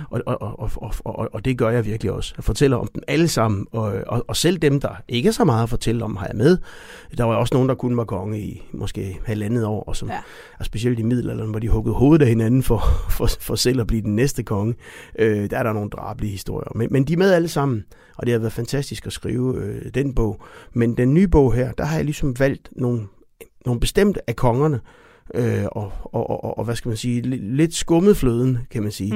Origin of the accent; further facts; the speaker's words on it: Denmark; som danskere